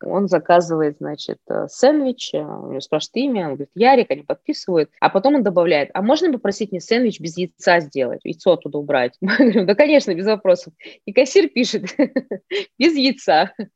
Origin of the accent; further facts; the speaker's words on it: Ust-Kamenogorsk, East Kazakhstan Region, Kazakhstan; moved away as an adult; also born or lived in Moscow, Russia; now in Novosibirsk, Russia; я из Казахстана, с Усть-Каменогорска, с небольшого. маленького городишке.